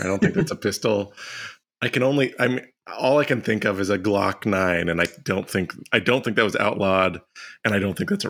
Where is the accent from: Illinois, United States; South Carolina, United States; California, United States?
South Carolina, United States; Now, I grew up in South Carolina.